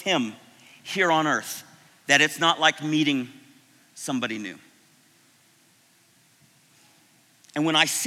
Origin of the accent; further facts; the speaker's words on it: Florida, United States; moved away; I was from Florida